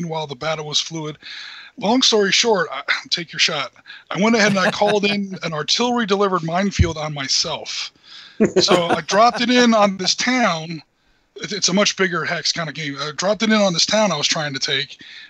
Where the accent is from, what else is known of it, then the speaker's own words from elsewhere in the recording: United States; That's what I was waiting for, you know, being the American.